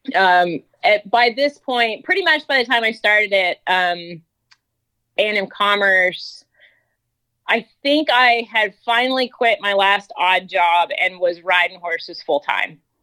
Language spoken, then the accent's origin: English; North Georgia, United States; moved away as an adult; now in Texas, United States; I grew up in North Georgia